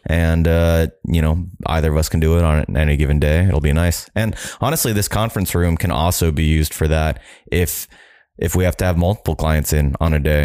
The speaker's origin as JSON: {"language": "English", "town": "Jacksonville", "region": "Florida", "country": "United States", "said": "I'm from Jacksonville, Florida"}